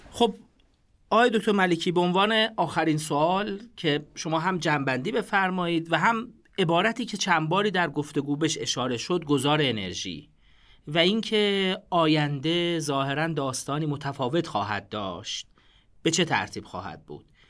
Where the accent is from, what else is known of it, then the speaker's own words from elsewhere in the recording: Iran; ما به عنوان یه ایرانی